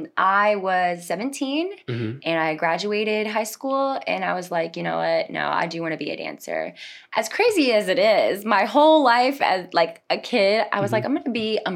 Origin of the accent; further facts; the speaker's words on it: Bonifay, Florida, United States; moved away as an adult; also born or lived in Tampa, Florida / Venezuela; now in Orlando, United States; I am from Bonifay, Florida.